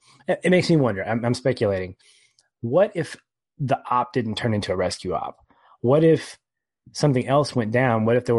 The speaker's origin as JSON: {"language": "English", "country": "United States", "said": "because I'm an American."}